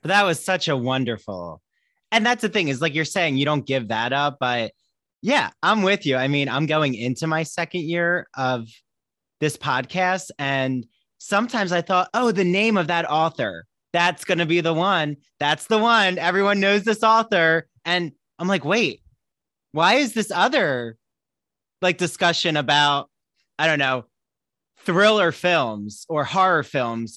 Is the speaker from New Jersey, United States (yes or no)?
yes; Washington Township, New Jersey, United States; I grew up in Washington Township, but it's close, it's close